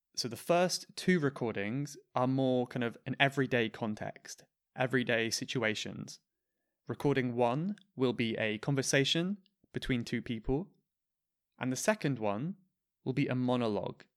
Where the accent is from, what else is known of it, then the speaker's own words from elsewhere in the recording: United Kingdom; I'm British